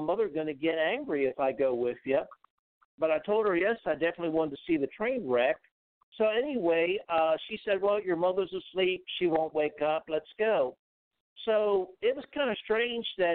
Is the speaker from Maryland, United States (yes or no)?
yes; Maryland, United States; now in Florida, United States; I grew up in Maryland